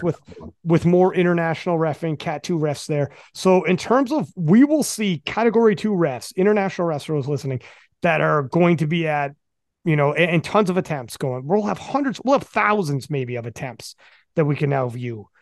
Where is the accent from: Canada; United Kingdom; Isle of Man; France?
Canada; I'm from Canada, Canadian nationals